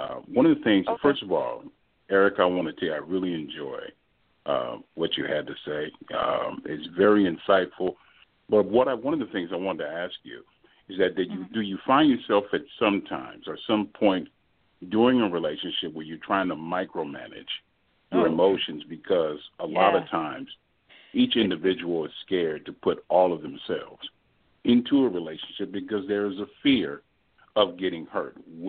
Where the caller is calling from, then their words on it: Texas, United States; I'm calling from Texas.